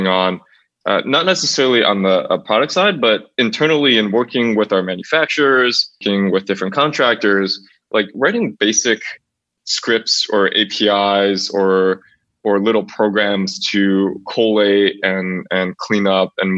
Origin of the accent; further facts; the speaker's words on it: near Niagara Falls outside of Buffalo, New York, United States; I grew up near Niagara Falls outside of Buffalo, New York